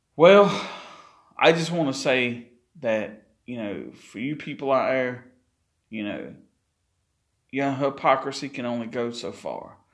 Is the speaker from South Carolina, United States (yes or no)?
yes; Chesterfield, South Carolina, United States; my hometown of Chesterfield, South Carolina